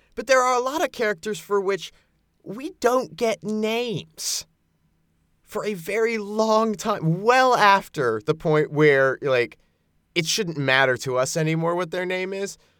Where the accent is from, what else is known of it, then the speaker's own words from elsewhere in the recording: American Southwest, United States; I grew up in the American Southwest